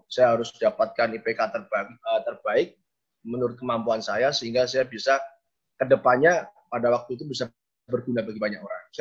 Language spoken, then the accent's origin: Indonesian; Semarang, Central Java, Indonesia; Saya asli Semarang kan. Ketika saya kuliah di Semarang, berarti saya ketemu dengan lingkungan atau teman-teman yang mungkin saya masih kenal.